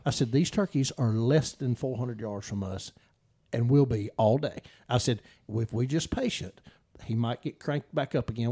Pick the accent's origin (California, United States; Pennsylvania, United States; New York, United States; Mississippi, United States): Mississippi, United States; Noxubee County; I grew up in Knoxville County